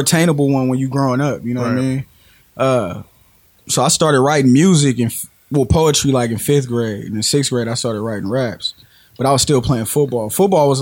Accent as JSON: {"language": "English", "town": "Portland", "region": "Oregon", "country": "United States", "said": "I'm from St. John's"}